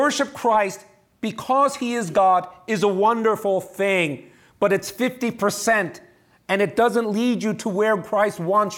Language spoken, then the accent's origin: English; New York, United States; I'm a New Yorker